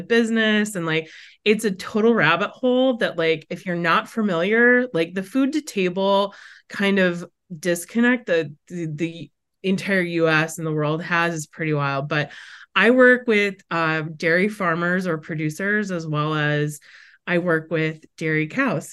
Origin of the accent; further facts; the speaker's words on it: Brookfield, Wisconsin, United States; now in New Hampshire, United States; I am a Wisconsin native. And so I grew up in the Midwest. I have a twin sister, a younger brother, and I grew up in the suburbs of Milwaukee, which Brookfield